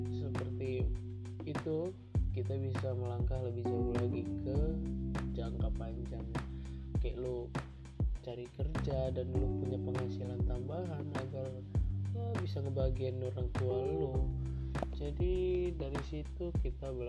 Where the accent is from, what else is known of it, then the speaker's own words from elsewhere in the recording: Bandar Lampung, Lampung, Indonesia; Asal dari Bandar Lampung